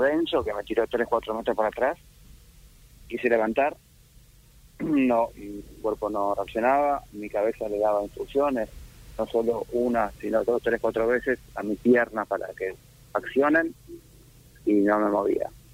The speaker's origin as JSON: {"language": "Spanish", "country": "Argentina", "said": "nosotros somos los argentinos"}